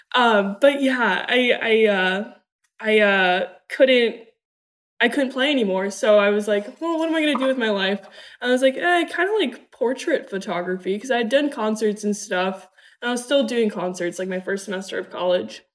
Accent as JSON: {"language": "English", "town": "Newport Beach", "region": "California", "country": "United States", "tie": "born or raised there", "also_born_or_lived": "Germany", "said": "I was born in Germany, but I grew up in Newport Beach, California."}